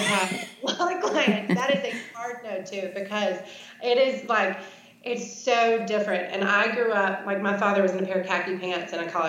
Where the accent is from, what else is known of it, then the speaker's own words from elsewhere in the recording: New York, United States; now in Shreveport, United States; here I am coming from New York to Shreveport, Louisiana.